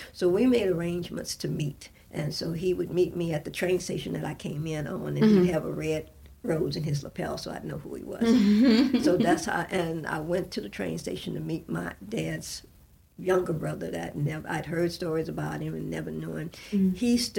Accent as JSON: {"language": "English", "town": "New Orleans", "region": "Louisiana", "country": "United States", "moved": "as an adult", "lives_now": "California, United States", "said": "I'm from New Orleans. I know the people in New Orleans. I don't know California."}